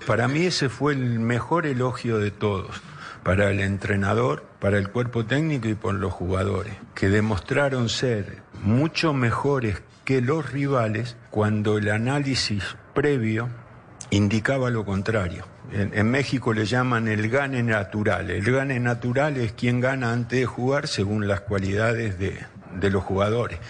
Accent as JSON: {"language": "Spanish", "country": "Argentina", "said": "Estoy orgulloso de ser argentino me gusta ser argentino"}